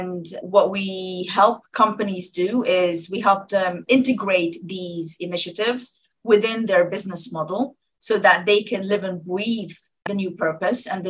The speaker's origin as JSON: {"language": "English", "country": "Sudan", "moved": "yes", "lives_now": "United Kingdom", "said": "I'm from Sudan originally"}